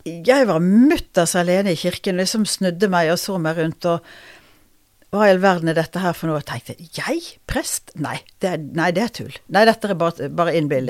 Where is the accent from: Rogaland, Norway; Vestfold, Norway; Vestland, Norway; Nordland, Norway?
Vestland, Norway; Bergen; also born or lived in Oslo / Røyken; er født i Oslo, men kom til Bergen da jeg var to og et halvt. Ja. Så det er der jeg vokste opp.